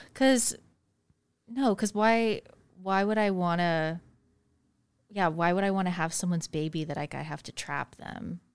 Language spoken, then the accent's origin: English; Kentucky, United States; now in Arizona, United States; Originally from Kentucky